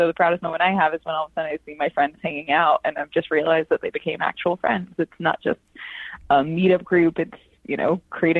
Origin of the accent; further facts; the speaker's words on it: Washington, D.C. area, United States; So I grew up just outside D.C. My family's always been from D.C. as long as D.C. was D.C.